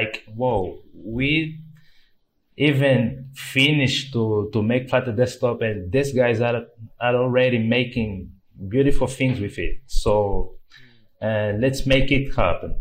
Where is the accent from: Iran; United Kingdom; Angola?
Angola; Luanda, Luanda Province; I am from Angola, Luanda, Africa